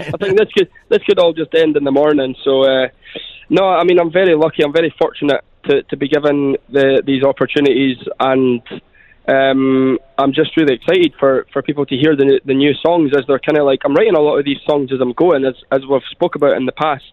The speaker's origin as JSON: {"language": "English", "region": "Scotland", "country": "United Kingdom", "tie": "born or raised there", "moved": "as an adult", "lives_now": "Dubai, United Arab Emirates", "said": "I grew up in Scotland, uh, just in a sort of a little estate in Scotland with my mum and my sister"}